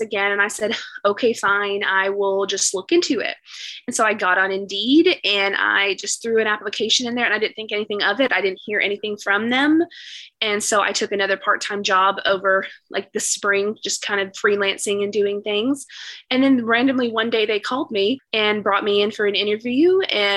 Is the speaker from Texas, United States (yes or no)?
yes; East Texas, United States; also born or lived in Dallas, Texas; I am from the East Texas area. My family was originally from